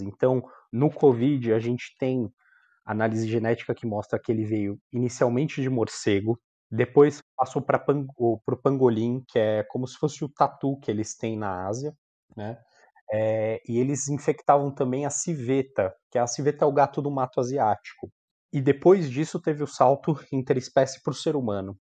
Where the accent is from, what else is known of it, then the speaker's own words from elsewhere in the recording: São Bernardo do Campo, São Paulo, Brazil; also born or lived in Marília; now in São Paulo, Brazil; sou de São Bernardo